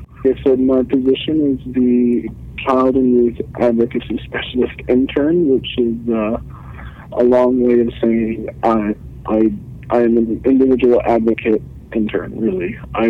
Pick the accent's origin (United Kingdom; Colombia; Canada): Canada; Iqaluit, Nunavut; I'm born and raised in Iqaluit. I lived the vast majority of my life in the community.